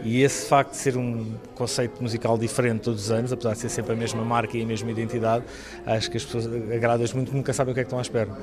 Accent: Estremoz, Alentejo, Portugal; Estremoz, que é a minha terra, é onde eu estou a viver.

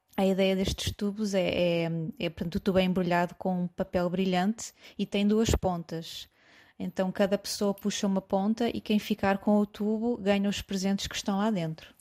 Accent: Coimbra, Centro, Portugal; moved away as an adult; now in London, United Kingdom; sou de Coimbra

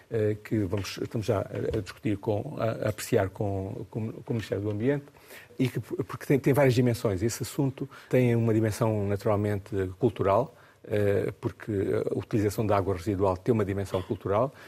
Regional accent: Mozambique; born or raised there; now in Portugal

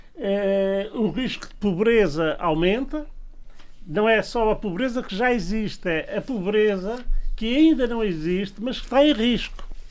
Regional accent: Angra do Heroísmo, Azores, Portugal; minha aldeia, aqui da do Heroísmo

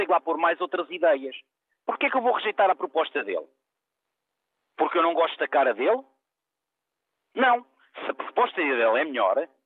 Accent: Portugal; eu como português

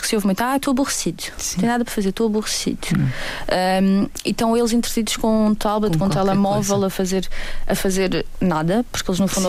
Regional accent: Portugal; Nós próprios, enquanto portugueses

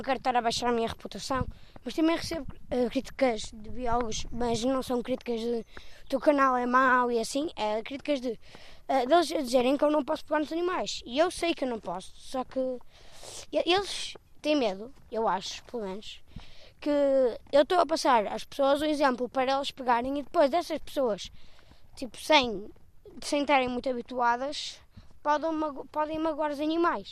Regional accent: Matosinhos, Norte, Portugal; Eu não sou de Lisboa

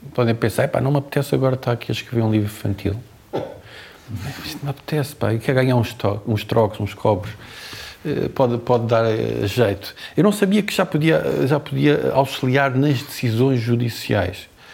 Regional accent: Azores, Portugal; moved away; also born or lived in Lisbon; a minha terra

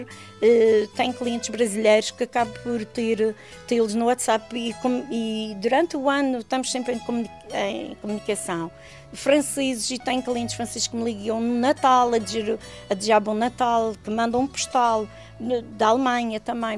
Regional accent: Santa Cruz, Portugal; Hotel do Santo, onde nasci, onde ajudei os meus pais, comecei a trabalhar

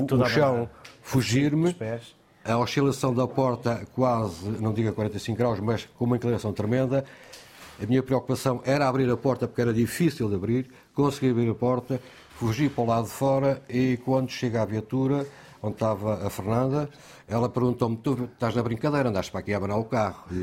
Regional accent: Guarda, Portugal; moved away as an adult; now in Terceira, Portugal; Sou da Guarda.

